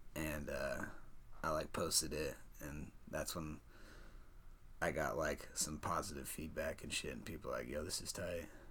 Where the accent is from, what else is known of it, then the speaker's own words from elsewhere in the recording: Perry, Iowa, United States; also born or lived in Des Moines, Iowa; raised in Perry, Iowa. That's where I went to high school